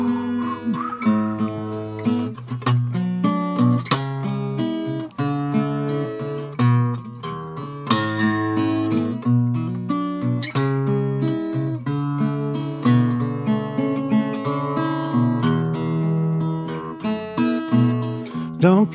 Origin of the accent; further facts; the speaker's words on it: the South, United States; I was raised in the South